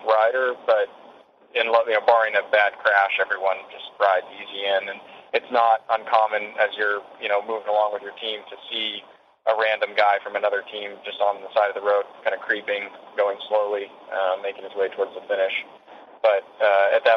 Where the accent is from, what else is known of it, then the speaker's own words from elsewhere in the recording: United States; for me as an American